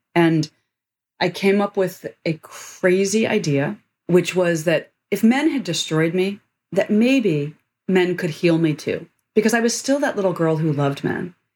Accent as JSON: {"language": "English", "town": "Washington", "region": "District of Columbia", "country": "United States", "tie": "born or raised there", "said": "I grew up in Washington, D.C."}